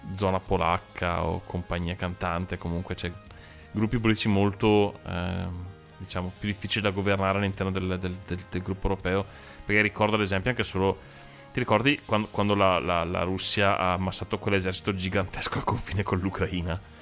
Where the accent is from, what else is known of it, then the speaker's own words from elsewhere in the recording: Brescia, Lombardy, Italy; noi siamo di Brescia